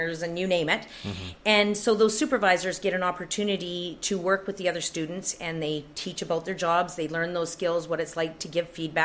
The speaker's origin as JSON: {"language": "English", "town": "Pink Mountain", "region": "British Columbia", "country": "Canada", "tie": "born or raised there", "said": "I grew up in Pink Mountain, and there was a little one-room school that I went"}